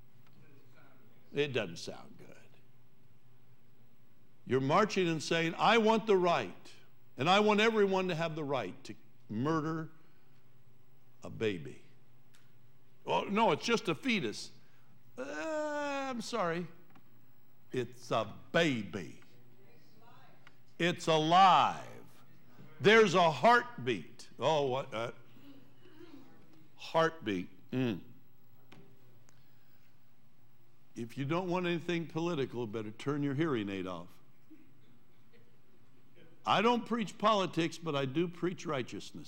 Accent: Columbus, Ohio, United States; I remember growing up in Columbus

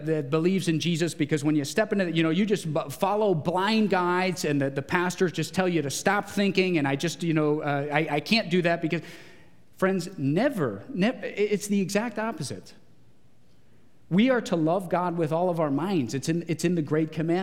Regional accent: Geauga County, Ohio, United States; I grew up in Geauga County.

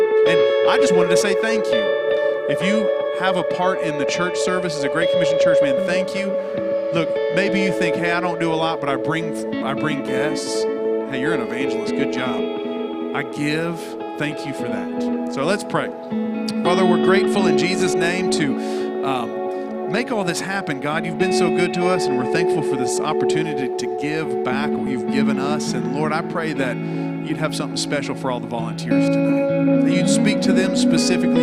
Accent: the South, United States; We're from the South

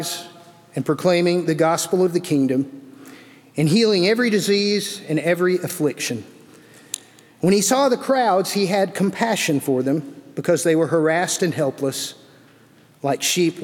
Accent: Birmingham, Alabama, United States; moved away; also born or lived in Vienna, Georgia; being a city boy, growing up in Birmingham

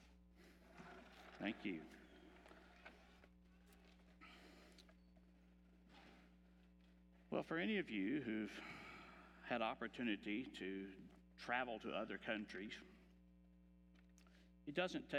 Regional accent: Texas, United States; I am from Texas

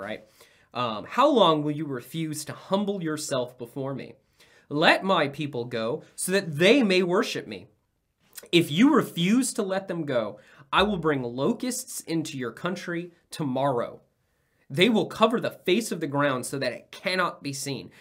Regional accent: United States

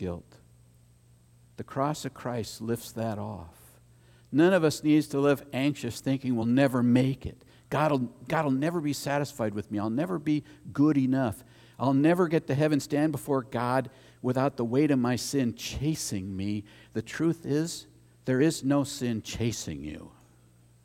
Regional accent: United States; As an American

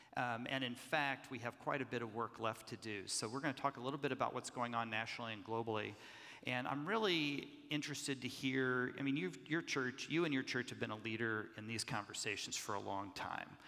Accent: Kansas City, Kansas, United States; I'm a third generation Methodist pastor from Kansas City, Kansas. Those of you know there are two Kansas cities, one on the Missouri side, and I'm on God's side of the state line in Kansas

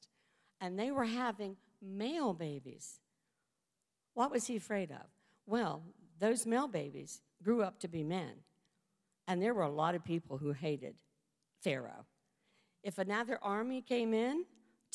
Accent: West Virginia, United States; moved away; also born or lived in Georgia; When we lived in Georgia, I'm from West Virginia.

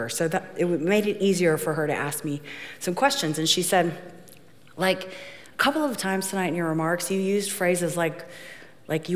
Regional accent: Ohio, United States; I'm from Ohio

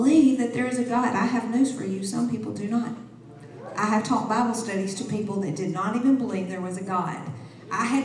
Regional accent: the South, United States; I'm from the South

